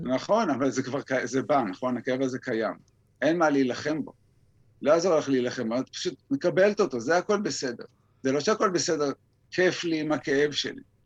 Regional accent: Israel; אני גדלתי בקיבוץ

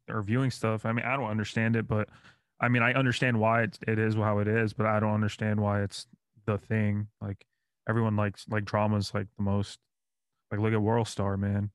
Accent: New York, United States; now in Orlando, United States; I'm from New York

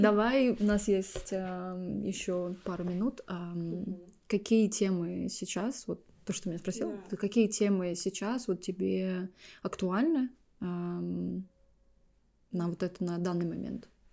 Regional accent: Estonia; moved away as an adult; also born or lived in Amsterdam, Netherlands; now in London, United Kingdom; Я родилась в Эстонии, ну, в маленьком городке. Переехала в Лондон уже здесь 12 лет.

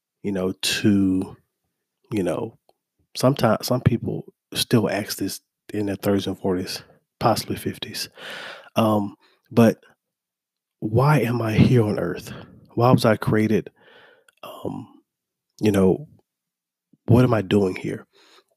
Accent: Mobile, Alabama, United States; moved away as an adult; also born or lived in Troy, Alabama / Tuscaloosa, Alabama; now in Birmingham, United States; I'm from Mobile, Alabama. I currently reside in Birmingham

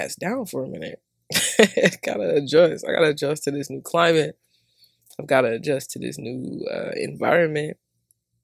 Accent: Georgia, United States; accent: southern; moved away as an adult; also born or lived in Seattle; now in Atlanta, United States

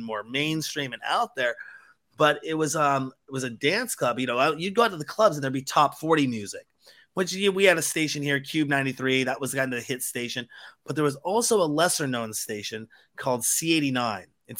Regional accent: Seattle, Washington, United States; I'm from Seattle

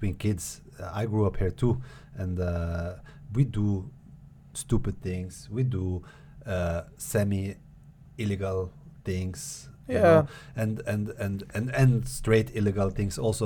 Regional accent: Norway; that's my experience growing up in Norway

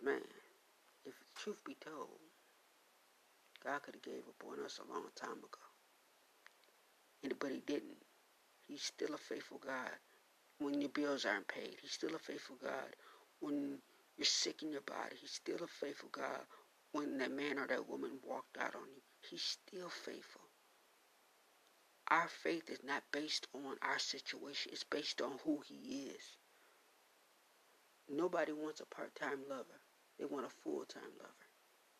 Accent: Buffalo, New York, United States; I grew up in New Zion Baptist Church there in Buffalo, New York

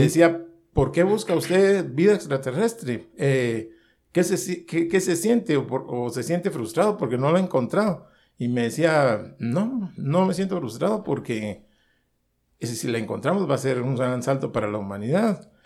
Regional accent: Guatemala; yo, vengo de Guatemala

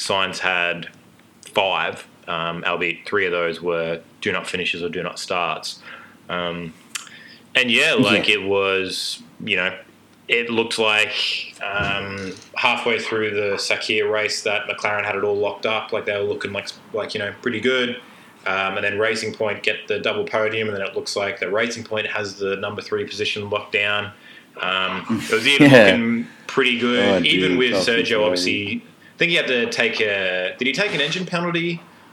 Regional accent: England, United Kingdom; I'm English

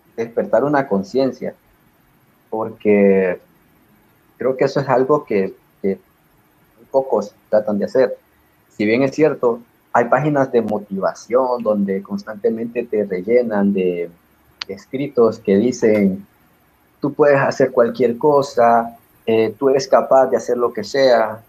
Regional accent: Honduras; yo me identifico como un hondureño bastante, pero por encima de ser un hondureño, soy un latinoamericano.

